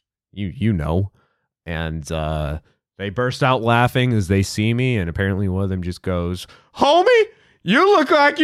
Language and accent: English; Worcester, Massachusetts, United States; I can tell you the genesis of the leash for me is I grew up in Worcester and.